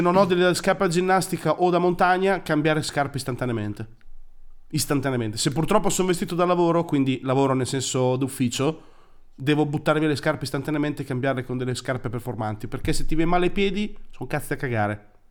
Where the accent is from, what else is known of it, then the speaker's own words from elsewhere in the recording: Emilia-Romagna, Italy; adesso noi siamo romagnoli